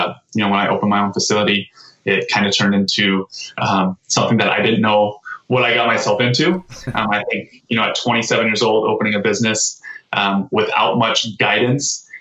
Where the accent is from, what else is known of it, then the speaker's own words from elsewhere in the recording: Torrance, California, United States; also born or lived in San Jose, California; I grew up in the South Bay. Actually grew up in South Torrance.